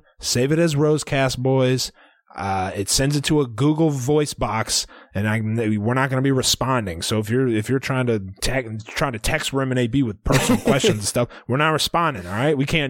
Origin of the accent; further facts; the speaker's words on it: Missouri, United States; I'm from Missouri. M.O.